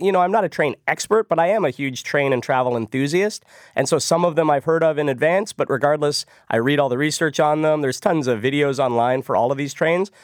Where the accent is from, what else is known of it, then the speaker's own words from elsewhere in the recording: Ottawa, Ontario, Canada; I grew up in Ottawa